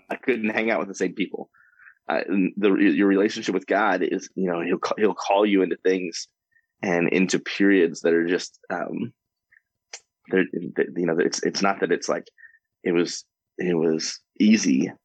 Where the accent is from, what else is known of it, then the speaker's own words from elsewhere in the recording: Warrenton, Missouri, United States; now in Wichita, United States; I grew up in just outside of St. Louis, Missouri, a little town called Warrenton